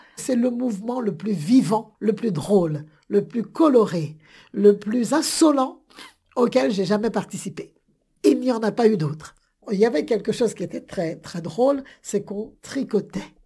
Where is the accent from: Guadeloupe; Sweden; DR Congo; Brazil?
Guadeloupe; je suis guadeloupéenne, la Guadeloupe, c'est censé être un département français